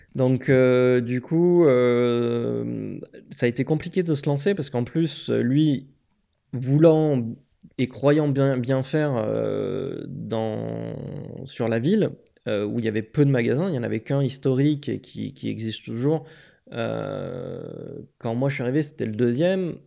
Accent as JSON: {"language": "French", "town": "Aix-en-Provence", "region": "Provence-Alpes-Côte d'Azur", "country": "France", "also_born_or_lived": "Grenoble", "moved": "as an adult", "said": "je suis originaire d'Aix-en-Provence"}